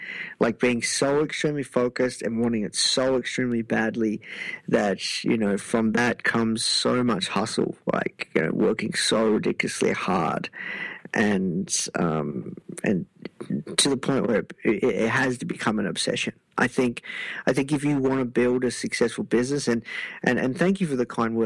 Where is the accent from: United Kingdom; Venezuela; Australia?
Australia; Melbourne, Victoria; I'm from Melbourne